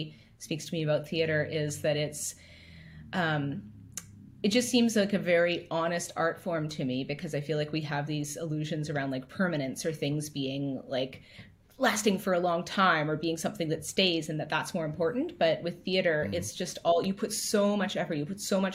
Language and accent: English; Alberta, Canada; moved away as an adult; now in Halifax, Canada; growing up in Alberta, everything was really spread out